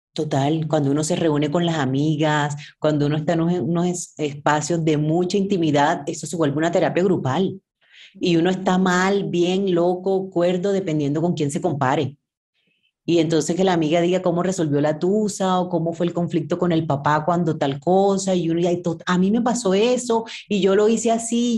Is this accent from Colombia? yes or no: yes; Sincelejo, Sucre, Colombia; cincelejana, colombiana.